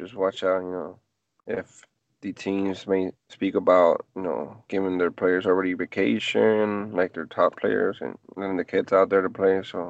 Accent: Mexico; now in Georgia, United States; I'm a summer baby, and I was raised in Mexico

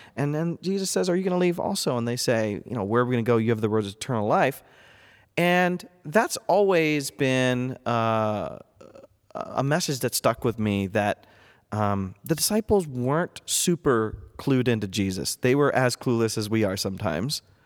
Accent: North Central Ohio, United States; moved away as an adult; also born or lived in Boston area / Durham, England; I was born and raised in North Central Ohio

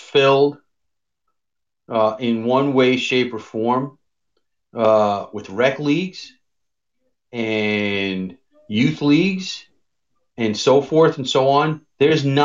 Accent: New York City, New York, United States; I'm from Queens

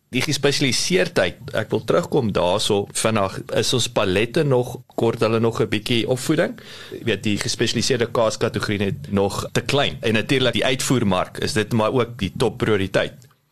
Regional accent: South Africa; baie trots as 'n Suid-Afrikaner

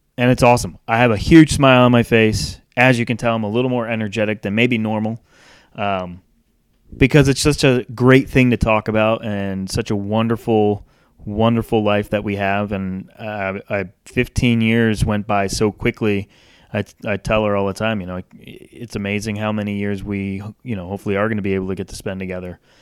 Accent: North Kingstown, Rhode Island, United States; moved away; also born or lived in Charlotte, North Carolina; I was born and raised in Rhode Island, moved to Charlotte in nineteen ninety-nine

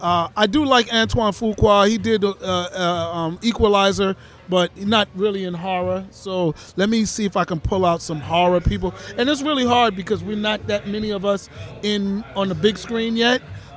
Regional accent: New Jersey, United States; now in Florida, United States; I'm from New Jersey.

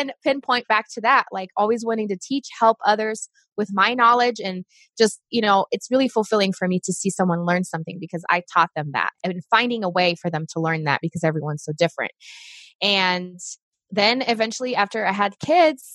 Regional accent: Brazil; English is a second language; moved away as an adult; now in United States; I'm originally from Brazil. I was born there

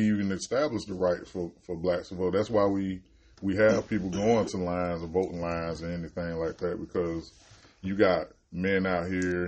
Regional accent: United States; I'm American

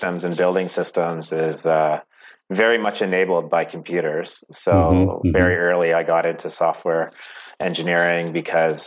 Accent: Oakville, Ontario, Canada; I grew up in Oakville

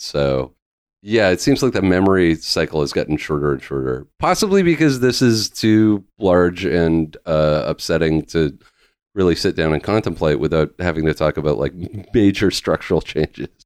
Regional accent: Vancouver Island, British Columbia, Canada; I grew up in Va, uh, in British Columbia, I grew up on Vancouver Island

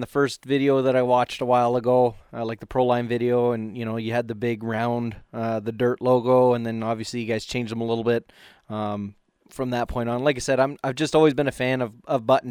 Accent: Canada; I'm from Canada

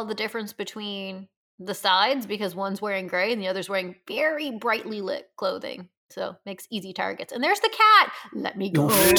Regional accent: Canada; accent: Canadian; I've been told that my Canadian accent comes out a little bit more when I get very animated.

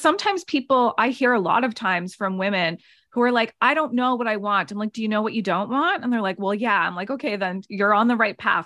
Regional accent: Nova Scotia, Canada; moved away as an adult; also born or lived in Canmore, Alberta; I'm from Nova Scotia. I moved out to Canmore, Banff area.

